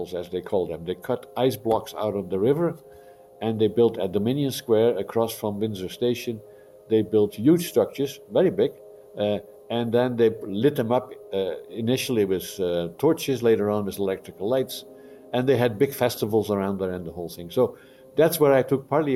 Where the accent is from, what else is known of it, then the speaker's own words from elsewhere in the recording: Netherlands; now in Montreal, Canada; I'm an immigrant from Holland, and I came to Canada in 1966